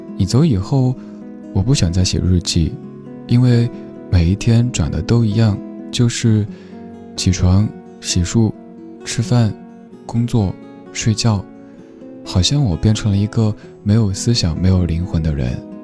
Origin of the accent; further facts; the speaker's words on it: Sichuan, China; 作为一个四川人